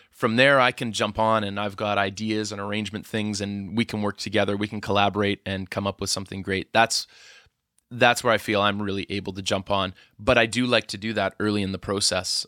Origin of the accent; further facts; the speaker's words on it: Edmonton, Alberta, Canada; moved away; I'm from Edmonton originally